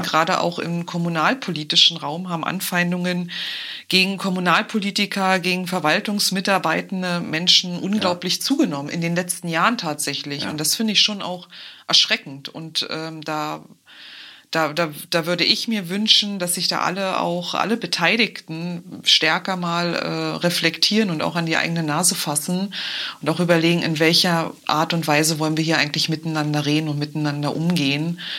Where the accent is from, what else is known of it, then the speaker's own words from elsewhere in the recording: Brandenburg, Germany; hier bei uns in Brandenburg